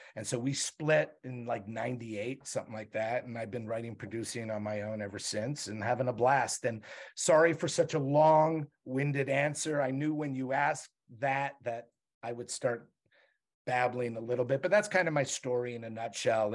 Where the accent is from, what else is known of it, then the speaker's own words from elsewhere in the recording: Montreal, Quebec, Canada; moved away; I grew up in Montreal.